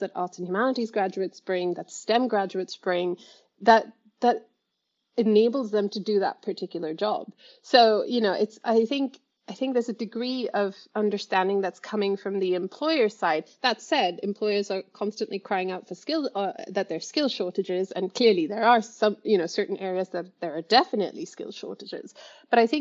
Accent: India; moved away; I grew up in India, where education is very formal

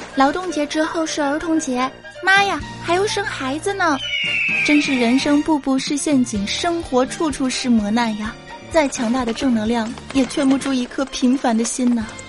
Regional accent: Fujian, China; 我们福建人

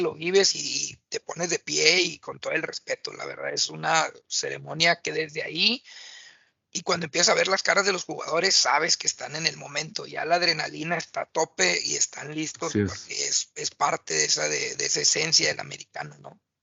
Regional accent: Mexico; uno como mexicano

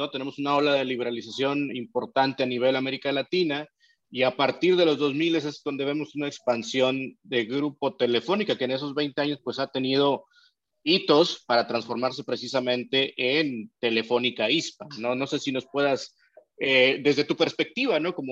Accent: Peru; Perú, en mi país

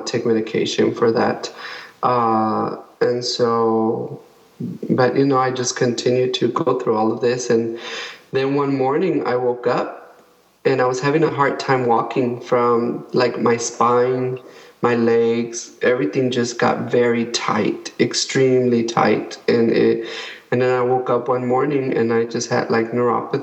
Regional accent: El Paso, Texas, United States; moved away as an adult; now in San Antonio, United States; we're originally from El Paso

